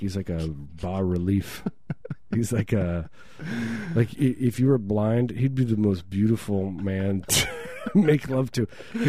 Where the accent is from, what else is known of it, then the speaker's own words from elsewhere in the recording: Midwest, United States; I grew up in the Midwest.